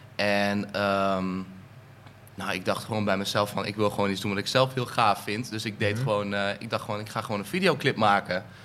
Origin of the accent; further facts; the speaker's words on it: Eindhoven, North Brabant, Netherlands; now in Amersfoort, Netherlands; ik kom oorspronkelijk uit Eindhoven, woon nu in Amersfoort.